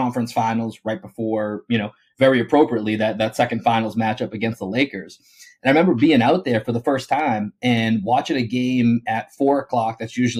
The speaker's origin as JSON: {"language": "English", "town": "Boston", "region": "Massachusetts", "country": "United States", "tie": "born or raised there", "moved": "yes", "lives_now": "Austin, United States", "said": "I'm located in Austin, born and raised in Boston."}